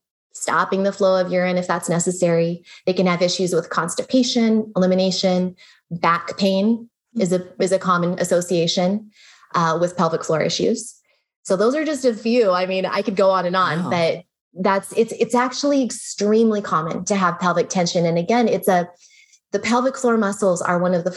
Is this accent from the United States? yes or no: yes; United States; also born or lived in Germany; I'm talking more as an American